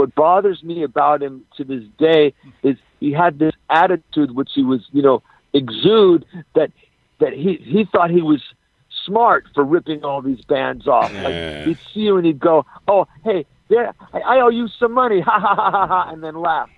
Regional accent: Los Angeles, California, United States; I'm L.A. all the way.

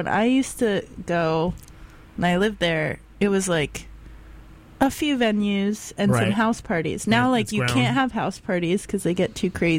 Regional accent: Gainesville, Florida, United States; moved away; I grew up there and that's my hometown.

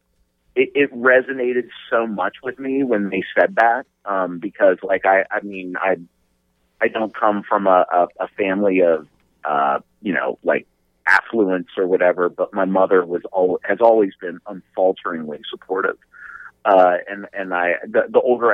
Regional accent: Colorado, United States; moved away; also born or lived in Pennsylvania; I grew up in Colorado

